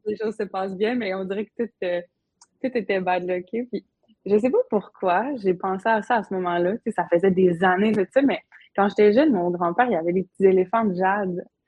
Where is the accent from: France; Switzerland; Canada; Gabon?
Canada; Havre-Saint-Pierre, Quebec; moved away as an adult; also born or lived in Montreal; je viens du Havre, j'ai grandi là